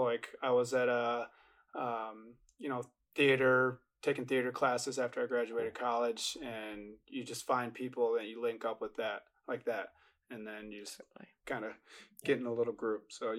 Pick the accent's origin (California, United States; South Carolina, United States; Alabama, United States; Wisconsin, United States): Wisconsin, United States; I'm from Wisconsin